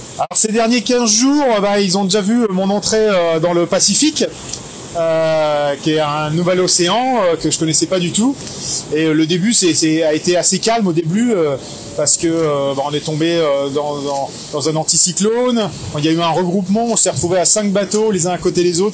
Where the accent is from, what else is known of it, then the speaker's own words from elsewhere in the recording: Briançon, Provence-Alpes-Côte d'Azur, France; je suis montagnard. Hein. je suis né à Briançon, dans les Hautes-Alpes